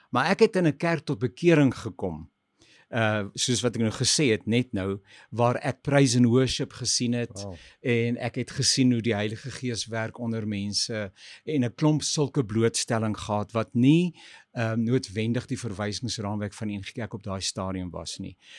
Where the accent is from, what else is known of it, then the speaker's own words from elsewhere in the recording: Pretoria, Gauteng, South Africa; also born or lived in Swane; ek het in Môregloed groot geword.